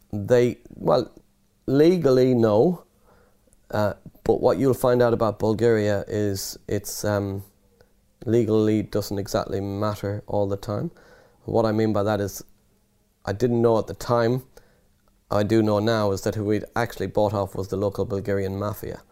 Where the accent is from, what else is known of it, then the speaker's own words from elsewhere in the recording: Ireland; accent: Irish; moved away as an adult; also born or lived in London / Nottinghamshire; by the accent, I'm Irish, so I was studying in Ireland in university